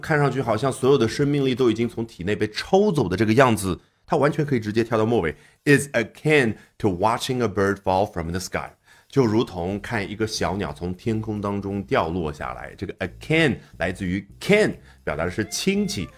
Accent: China; 对于我们中国人而言

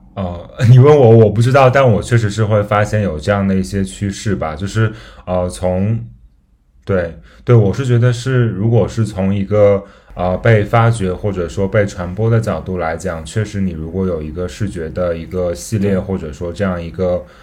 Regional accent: Gansu, China; 我老家是在甘肃嘛

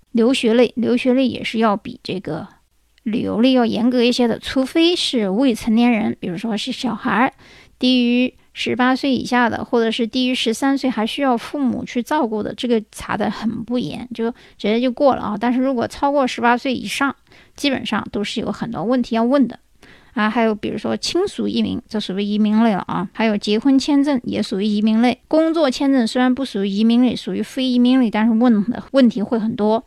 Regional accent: China; 我们中国人

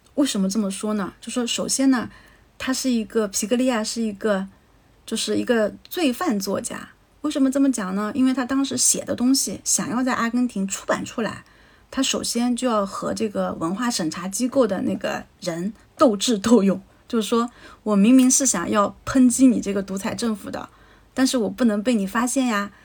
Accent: China; 我们中国人

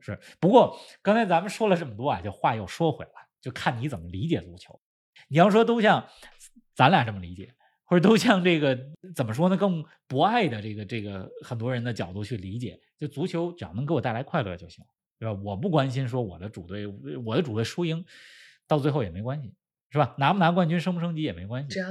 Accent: China; 咱们是中国人

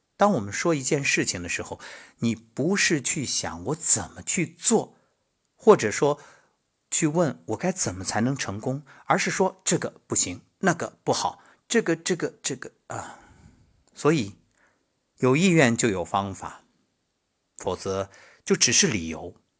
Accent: Xuzhou, Jiangsu, China; moved away as an adult; 我觉着我的家乡就是整个世界。因为从小到大，无论是上学、工作，没有离开过

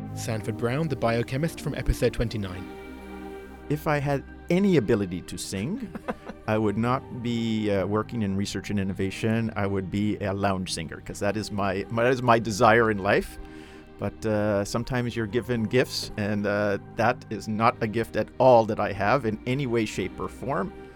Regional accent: United Kingdom; I'm a Brit

